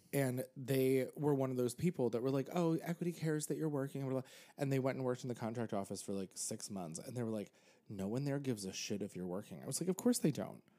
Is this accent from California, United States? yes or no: no; Pennsylvania, United States; now in New York, United States; I grew up in Pennsylvania